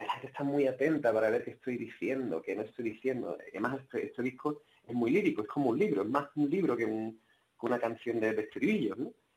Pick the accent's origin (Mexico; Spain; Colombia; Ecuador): Spain; now in Sweden; Y los que somos españoles